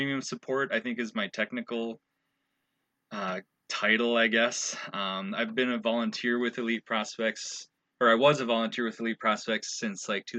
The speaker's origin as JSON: {"language": "English", "town": "Owatonna", "region": "Minnesota", "country": "United States", "tie": "born or raised there", "also_born_or_lived": "Mankato, Minnesota", "lives_now": "Stillwater, United States", "said": "I'm from, born and raised in Minnesota. I'm from Owatonna, which is south of the Twin Cities"}